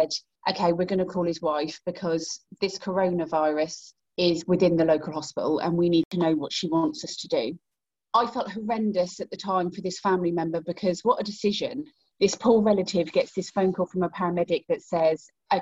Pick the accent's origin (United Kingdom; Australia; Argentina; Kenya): United Kingdom; Great Yarmouth, East of England; in my hometown of Great Yarmouth